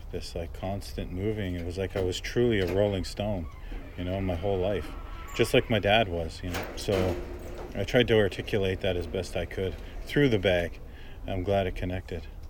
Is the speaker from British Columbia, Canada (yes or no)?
no; Brampton, Ontario, Canada; growing up in Brampton